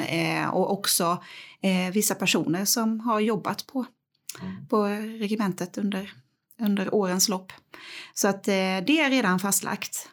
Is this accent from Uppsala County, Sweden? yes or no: no; Växjö, Kronoberg County, Sweden; Jag är upp, född och uppvuxen på norra Teleborg